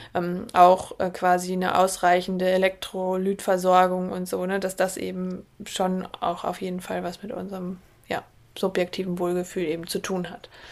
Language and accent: German; Germany; wir bei uns in Deutschland